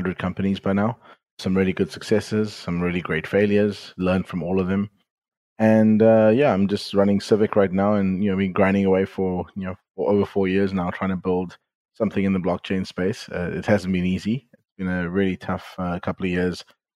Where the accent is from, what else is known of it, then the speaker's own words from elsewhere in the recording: South Africa; moved away as an adult; also born or lived in Silicon Valley; I'm originally from South Africa, and some people could probably tell from my accent. And I grew up there. I left at the age of 28